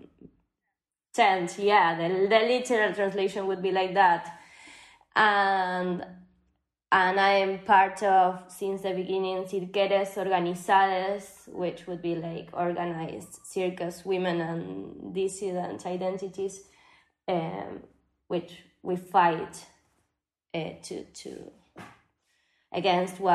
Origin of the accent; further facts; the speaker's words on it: Buenos Aires, Argentina; I'm from Buenos Aires, Argentina.